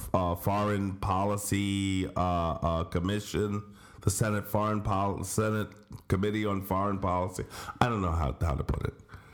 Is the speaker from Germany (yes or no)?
no; Scranton, Pennsylvania, United States; And I'm from Scranton, a real shithole.